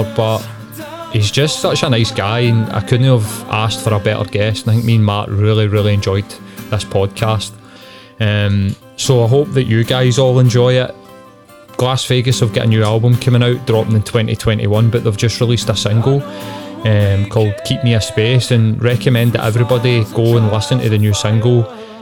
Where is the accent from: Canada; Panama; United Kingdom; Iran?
United Kingdom; Glasgow, Scotland; I grew up in Carnting.